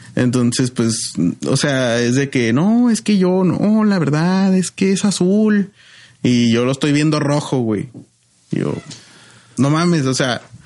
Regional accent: Ciudad Juárez, Chihuahua, Mexico; sí soy de Juárez

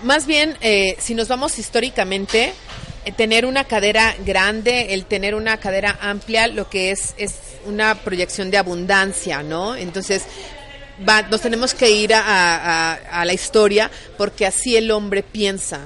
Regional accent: Mexico

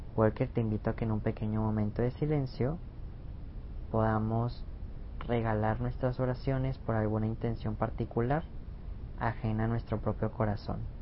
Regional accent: Mexico; a mí como mexicano

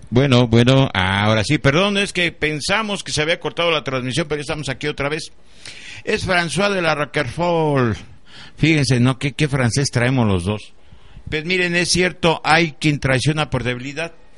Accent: Mexico; mi dignidad como ser humano y como mexicano

